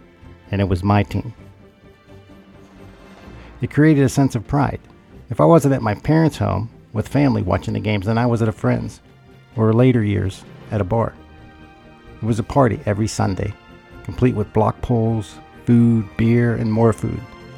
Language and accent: English; Pittsburgh, Pennsylvania, United States; my hometown city